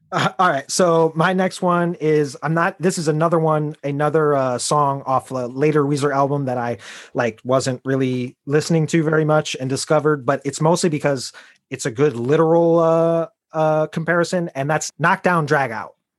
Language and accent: English; Chicago, Illinois, United States; I am a child of the nineties, I am from Chicago